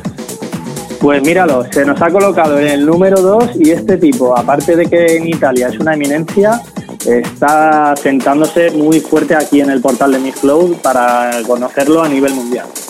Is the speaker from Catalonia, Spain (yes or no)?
no; Valencian Community, Spain; como decimos aquí en Valencia